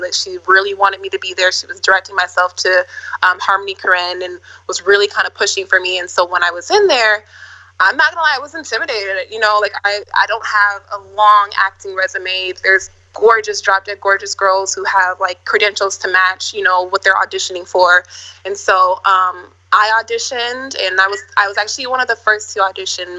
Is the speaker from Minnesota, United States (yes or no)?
yes; Minneapolis, Minnesota, United States; I'm from Minneapolis, Minnesota, the Midwest.